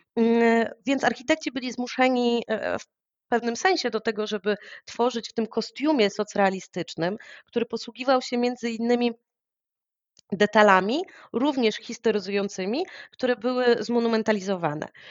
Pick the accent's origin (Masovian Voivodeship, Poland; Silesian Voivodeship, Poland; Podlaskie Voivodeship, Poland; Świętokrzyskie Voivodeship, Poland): Masovian Voivodeship, Poland; Warsaw; ja jestem warszawianką, już pokolenie do tyłu, moi rodzice już się wychowywali w Warszawie, więc e, ja wyrosłam w tym miejscu